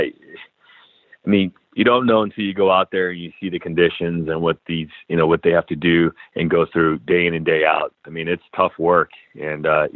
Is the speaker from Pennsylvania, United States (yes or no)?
no; San Diego, California, United States; being born and raised in San Diego